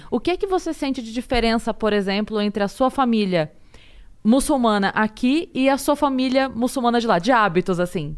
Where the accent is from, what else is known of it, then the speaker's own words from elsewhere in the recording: Sorocaba, São Paulo, Brazil; eu sou de Sorocaba